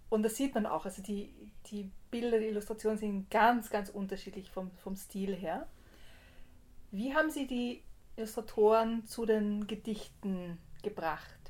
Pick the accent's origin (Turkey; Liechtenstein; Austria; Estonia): Austria; Graz, Styria; weil einer der Autoren ist Grazer, wo ich auch herkomme. Ich bin Grazerin.